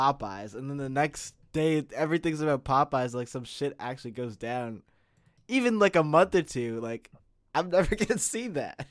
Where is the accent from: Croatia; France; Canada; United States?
Canada; as a Canadian.